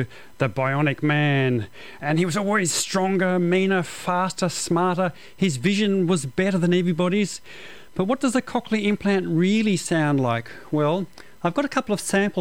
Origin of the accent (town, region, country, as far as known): Australia; accent: Australian